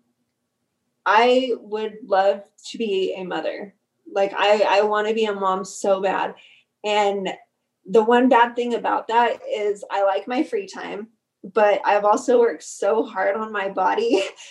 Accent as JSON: {"language": "English", "town": "Carlsbad", "region": "New Mexico", "country": "United States", "tie": "born or raised there", "also_born_or_lived": "Odessa, Texas", "moved": "as an adult", "said": "moving out of my hometown"}